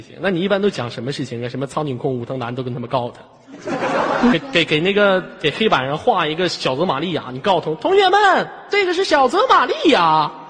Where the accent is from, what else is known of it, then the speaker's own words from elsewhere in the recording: China; 咱们都是中国人，咱们不是在西方，现在是东方，好吗？